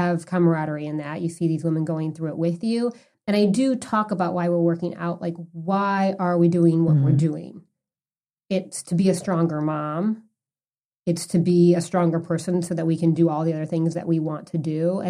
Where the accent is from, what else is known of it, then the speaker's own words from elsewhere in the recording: Chicago, Illinois, United States; I'm from the Midwest. I'm from Chicago